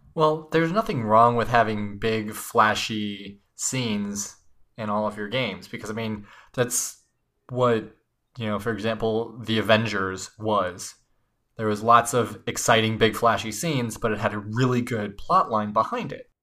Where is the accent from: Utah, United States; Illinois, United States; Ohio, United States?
Illinois, United States; Chicago; I'm from Chicago